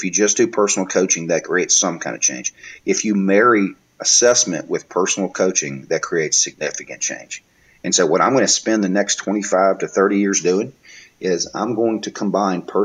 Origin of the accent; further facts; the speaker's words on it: Mobile, Alabama, United States; I'm from Mobile, so we call it the Bama.